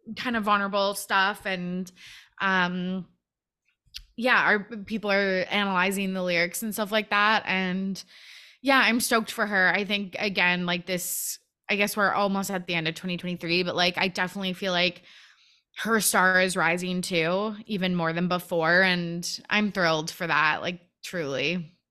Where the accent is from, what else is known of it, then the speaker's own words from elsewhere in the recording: Canada; I'm from Canada